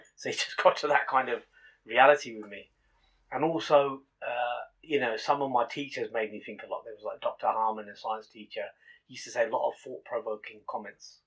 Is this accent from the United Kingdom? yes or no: yes; Northampton, East Midlands, United Kingdom; I was born here in Northampton, okay. and obviously born to Punjabi Sikh uh, parents